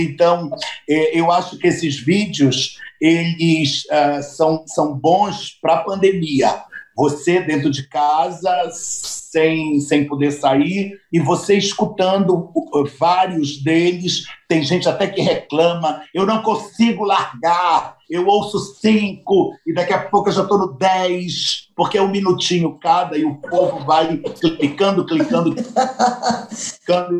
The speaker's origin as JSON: {"language": "Portuguese", "town": "Belém", "region": "Pará", "country": "Brazil", "tie": "born or raised there", "moved": "yes", "said": "nasci em Belém."}